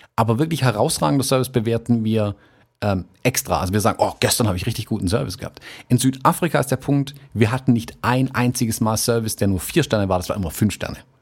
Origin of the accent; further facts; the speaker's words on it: Germany; bei uns in Deutschland